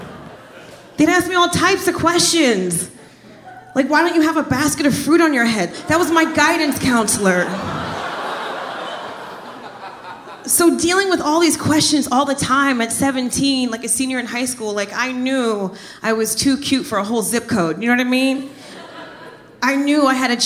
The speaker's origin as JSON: {"language": "English", "town": "Trenton", "region": "New Jersey", "country": "United States", "also_born_or_lived": "Miami, Florida", "moved": "as an adult", "said": "I'm originally from Jersey"}